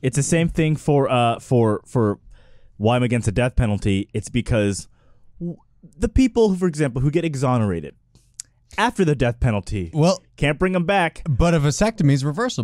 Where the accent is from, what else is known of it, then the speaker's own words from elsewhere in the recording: Texas, United States; as I growing up in Texas